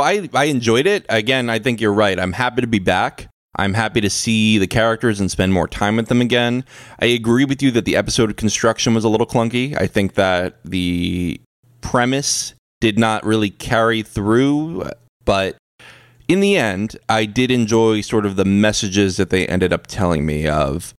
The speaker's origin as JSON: {"language": "English", "country": "United States", "said": "I'm an American"}